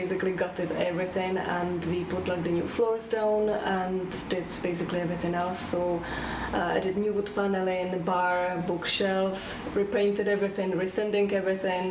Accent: Czechia; moved away as an adult; now in Ireland; I'm originally from Czech Republic. I came to Ireland about 15 years ago

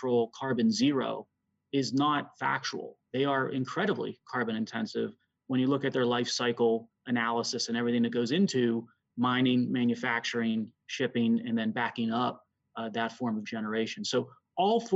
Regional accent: Pennsylvania, United States; my home state, the Commonwealth of Pennsylvania.

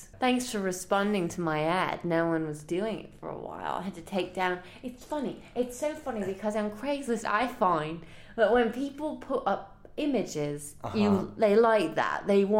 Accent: England, United Kingdom; moved away; I'm from England.

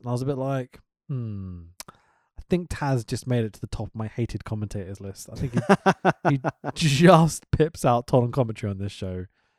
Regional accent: United Kingdom; Obviously, being a Brit or whatever, I'd use the word attack more than offense.

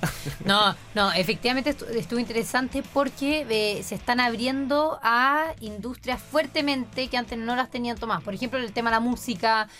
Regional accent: Chile; como chilenos

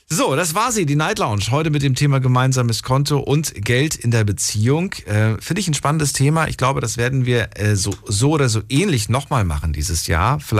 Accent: Slovakia; als Slowake.

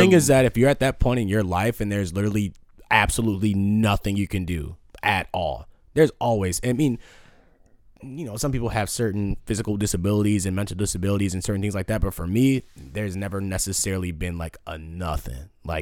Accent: Batavia, United States; I came from Batavia, bro, where it was like K-Swisses and motherfuckers rocking.

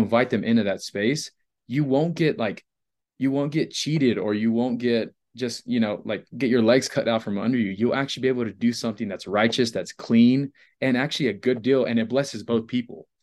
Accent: Rockport, Texas, United States; now in Colorado, United States; Rockport, so it's about three hours from Mexico

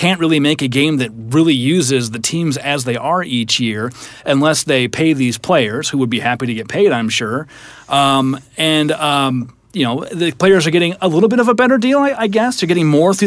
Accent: Iowa, United States; I'm from Iowa, so wrestling's a big deal.

